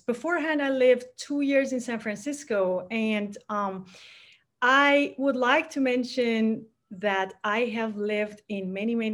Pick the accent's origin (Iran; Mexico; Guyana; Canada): Iran; Tehran, Tehran Province; now in California, United States; I was born and raised in Tehran in Iran